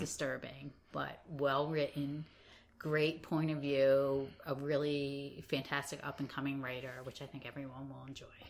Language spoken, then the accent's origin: English; Philadelphia, Pennsylvania, United States; I myself have great Philadelphia pride